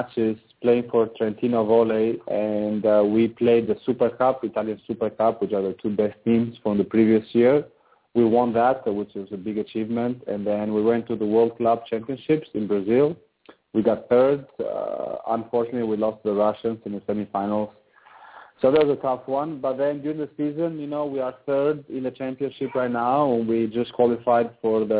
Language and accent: English; Albania; also born or lived in Boston, United States; now in Italy; I'm from Europe, you know, from Albania, so I have a lot of family and friends nearby